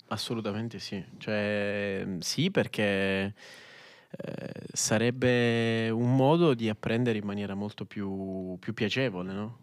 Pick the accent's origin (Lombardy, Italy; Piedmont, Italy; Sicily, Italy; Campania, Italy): Sicily, Italy; faccio questa autodenuncia da siciliano